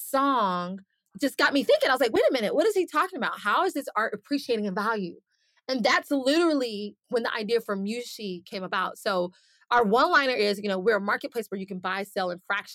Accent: Atlanta, Georgia, United States; moved away as an adult; now in Miami, United States; I'm originally from Atlanta, based now in Miami

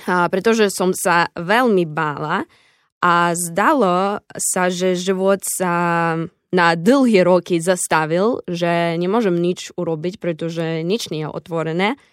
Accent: Zaporizhzhia, Zaporizhzhia Oblast, Ukraine; Slovak is a second language; moved away as an adult; also born or lived in Nitra, Slovakia; now in Košice, Slovakia; No aj ja som z Zaporožia, som z východu Ukrajiny, tak musela som cestovať 3 dní z Ukrajiny na Slovensko

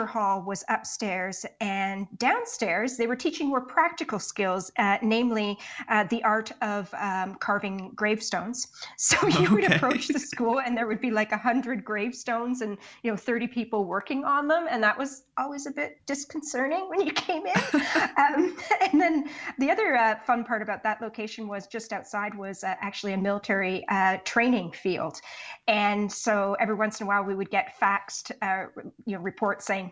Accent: Canada; also born or lived in Poland; I'm Canadian. So that's where I've spent the majority of my career. Went to school here, all that sort of stuff, grew up here.

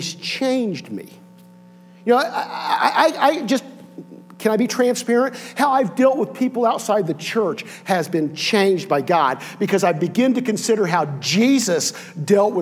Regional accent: Connersville, Indiana, United States; I grew up in Connersville, Indiana

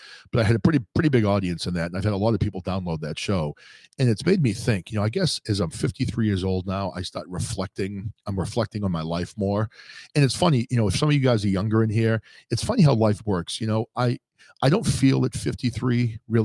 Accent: New Hampshire, United States; I grew up in New Hampshire.

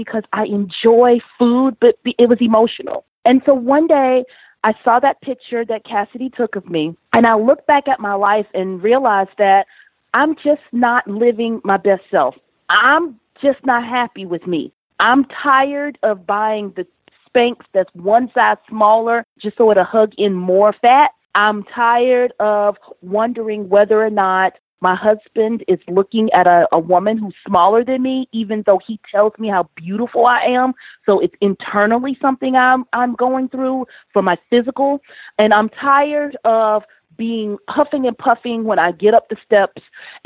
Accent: Columbia, South Carolina, United States; also born or lived in Atlanta; I'm from Columbia, South Carolina, the big metro city in South Carolina

